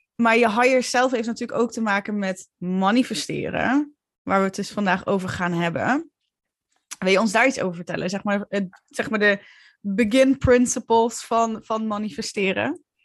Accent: Limburg, Netherlands; accent: Limburgish; moved away as an adult; now in Utrecht, Netherlands; ik ben een truckersdochter eh, uit Limburg. ik, al, ik spreek nog steeds dialect. Ik had een vet zware Limburgs accent toen ik jong was.

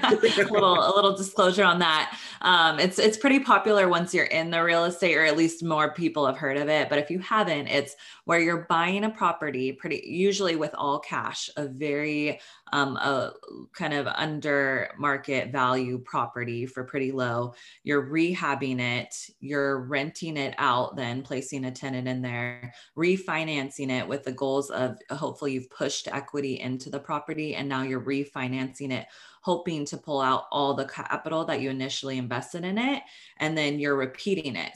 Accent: Northern California, United States; moved away as an adult; now in Los Angeles, United States; I am from Northern California. I went to school up there

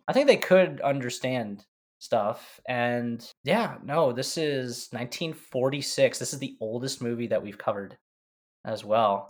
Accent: St. Louis, Missouri, United States; I'm from Saint Louis.

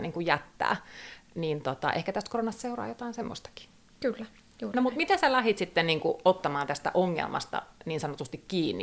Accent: Turku area, Southwest Finland, Finland; tämä on koti, kun Kaarina tuli vastaan

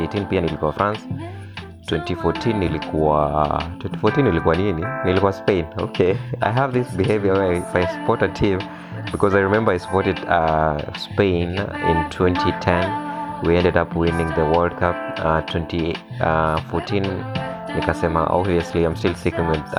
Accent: Kenya; as Kenyans

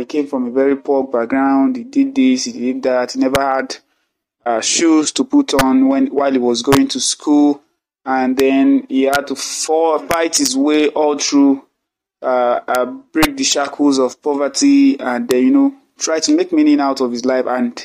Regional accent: Nigeria; as a Nigerian

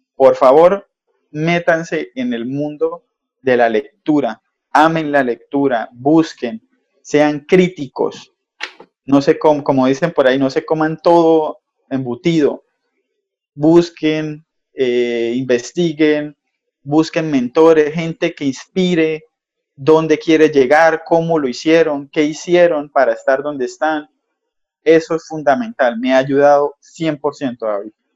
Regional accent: Cúcuta, Norte de Santander, Colombia; como buen cucuteño, zapateros de aquí norte santanderianos

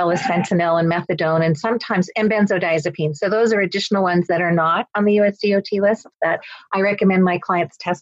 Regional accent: Nova Scotia, Canada; I'm Canadian. I live on the East Coast of Canada, which I usually say is east of Maine

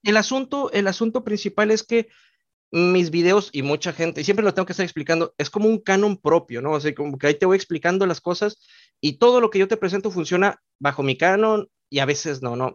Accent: Mexico; yo también soy originario de México

